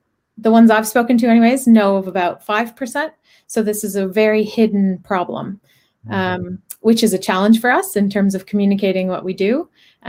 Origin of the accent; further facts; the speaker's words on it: Canada; moved away as an adult; I'm Canadian. I studied engineering, moved here in 2008 to do my MBA